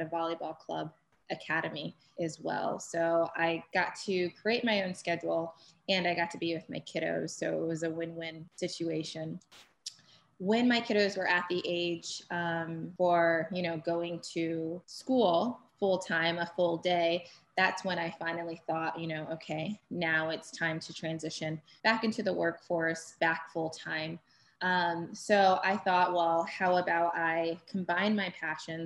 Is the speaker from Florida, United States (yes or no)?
yes; Florida, United States; also born or lived in Buffalo, New York; I was born in Buffalo, New York, and I grew up in Florida.